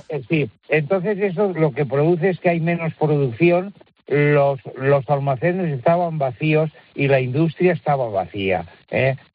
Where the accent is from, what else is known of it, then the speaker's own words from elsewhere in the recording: Tavernes de la Valldigna, Valencian Community, Spain; en la zona que soy yo, de Tabernes de la Baidina